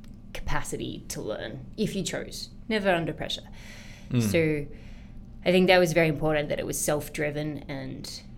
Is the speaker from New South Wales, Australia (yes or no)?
yes; Sydney, New South Wales, Australia; It's very different to today's Sydney. Way more relaxed, but for me, it was a memory very much of an outdoors childhood.